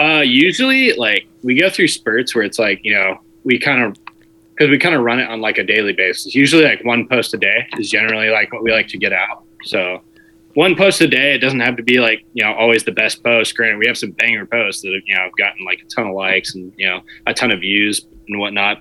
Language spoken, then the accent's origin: English; Southern California, United States; I'm unfortunately from Southern California. I should have never came back here